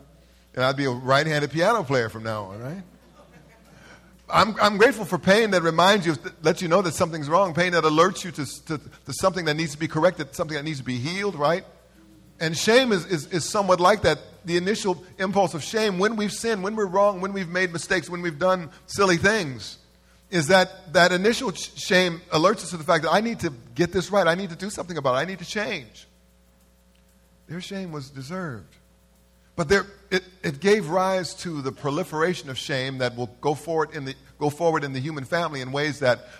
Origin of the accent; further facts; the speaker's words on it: Los Angeles, California, United States; I'm from South Central.